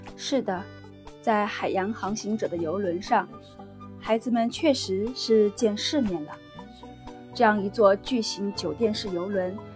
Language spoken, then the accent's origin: Chinese; Yangtze River area, China; moved away as an adult; now in Singapore; 我的家乡是在长江边上的